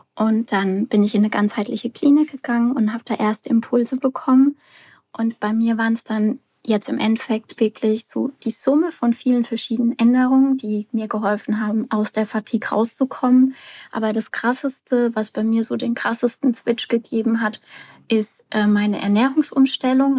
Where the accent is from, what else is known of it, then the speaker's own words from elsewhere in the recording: near Aschaffenburg, Bavaria, Germany; ich komme aus der Nähe von Aschaffenburg